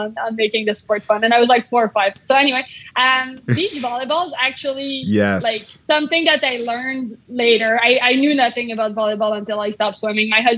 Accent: Canada; as a Canadian

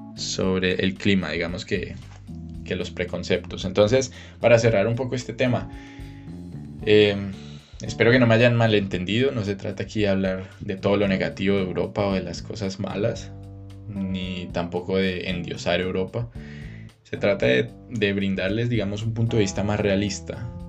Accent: Cali, Valle del Cauca, Colombia; moved away as an adult; also born or lived in Bucaramanga / Germany; now in Austria; yo vengo de Cali. Me crié en Cali. Originalmente soy de Bucaramanga, pero me crié en Cali.

